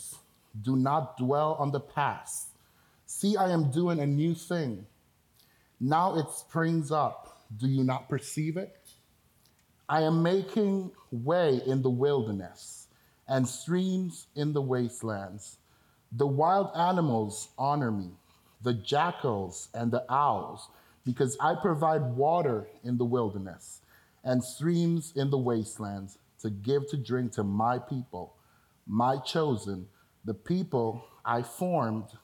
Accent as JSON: {"language": "English", "country": "Antigua & Barbuda", "tie": "born or raised there", "also_born_or_lived": "Dominican Republic", "first_language": "Spanish", "second_language": "English", "said": "I was born in the Dominican Republic, but I was raised in the islands of Antigua."}